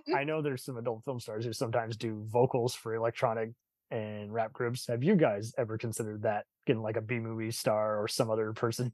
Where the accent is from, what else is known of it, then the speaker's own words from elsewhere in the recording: Texas, United States; I'm a Texan, but I got family in San Francisco